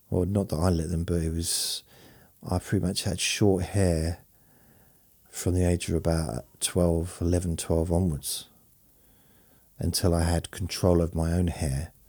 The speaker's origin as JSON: {"language": "English", "region": "London", "country": "United Kingdom", "tie": "born there", "said": "then also living in London and uh, when I was sort of in my early 20s, all the way through my 20s, I was born in London when I was when I was a baby"}